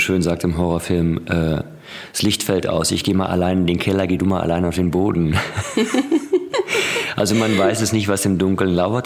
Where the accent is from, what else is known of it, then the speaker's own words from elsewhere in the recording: Ruhr area, North Rhine-Westphalia, Germany; ich komme aus dem Ruhrgebiet